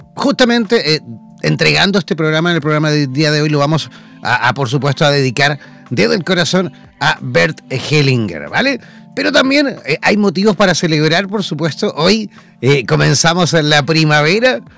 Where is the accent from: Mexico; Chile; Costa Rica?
Chile; los chilenos nos acordamos fiestas patrias que somos chilenos